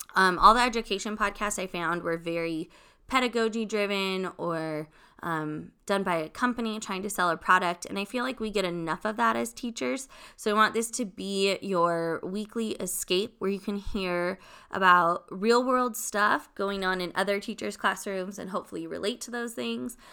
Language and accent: English; Long Beach, California, United States; I'm originally from California, born and raised, um, Long Beach